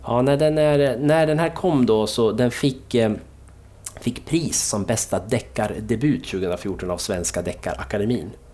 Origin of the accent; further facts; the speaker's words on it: Dalarna County, Sweden; jag är från Dalarna